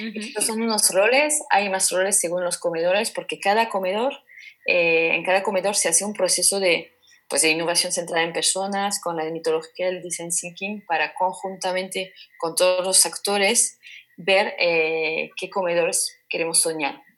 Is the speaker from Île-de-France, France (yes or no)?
no; French Basque Country, Nouvelle-Aquitaine, France; now in Basque Country, Spain; en el País Vasco francés tenía un recuerdo de comedor